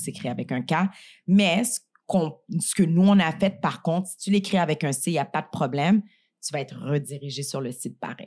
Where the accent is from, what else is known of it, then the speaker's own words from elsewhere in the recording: Montreal, Quebec, Canada; moi, je suis née à Montréal, mais j'ai quand même grandi dans le quartier Saint-Michel, Montréal-Nord